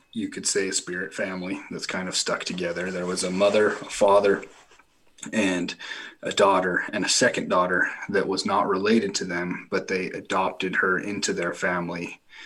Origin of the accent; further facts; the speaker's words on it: Millard County, Utah, United States; we have the largest county in Utah. It's Millard County. There's ten thousand people in the entire county, and there's like two thousand three hundred in my my hometown